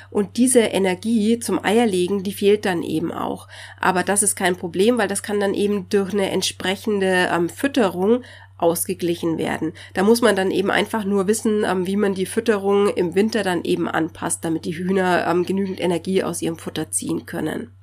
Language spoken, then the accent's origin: German; Bavaria, Germany; hier bei uns in Bayern